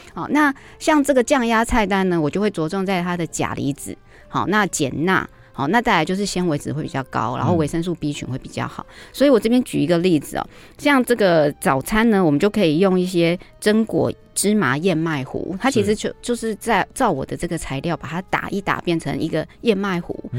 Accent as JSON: {"language": "Chinese", "country": "Taiwan", "said": "我们台湾人"}